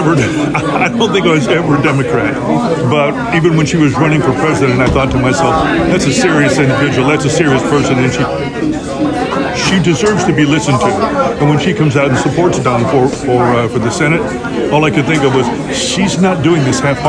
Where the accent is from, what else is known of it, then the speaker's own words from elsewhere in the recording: Columbus, Ohio, United States; moved away as an adult; now in Epsom, United States; I'm living in Epsom, New Hampshire right now, but I'm from Ohio